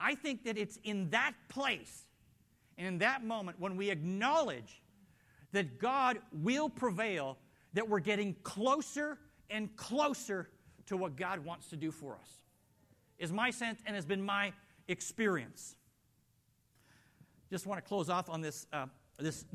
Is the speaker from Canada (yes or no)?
yes; Canada; moved away; being Canadian